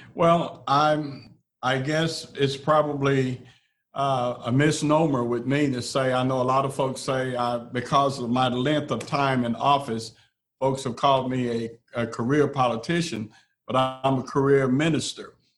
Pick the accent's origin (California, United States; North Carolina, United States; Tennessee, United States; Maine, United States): Tennessee, United States; Memphis, Crockett County; when we moved from Memphis to Crockett County, Tennessee